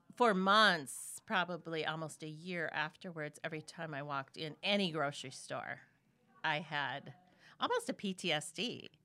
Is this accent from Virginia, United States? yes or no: no; Minnesota, United States; moved away as an adult; also born or lived in Memphis, Tennessee; I live in Minnesota, born and raised in Minnesota